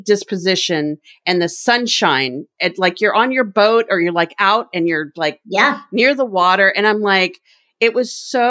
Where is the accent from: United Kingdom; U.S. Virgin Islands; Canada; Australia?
U.S. Virgin Islands; also born or lived in Seattle area, United States; now in Seattle, United States; I'm from the Virgin Islands, St. Croix, born and raised, and I miss the sun. I live outside Seattle